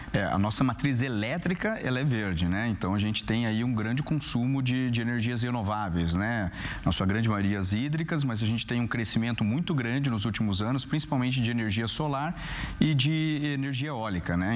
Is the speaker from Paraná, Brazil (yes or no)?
yes; Curitiba, Paraná, Brazil; eu que sou lá de Curitiba